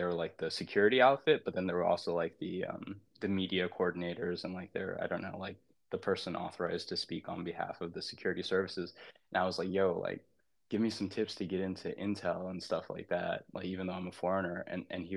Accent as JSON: {"language": "English", "country": "United States", "said": "as an American, I don't condone"}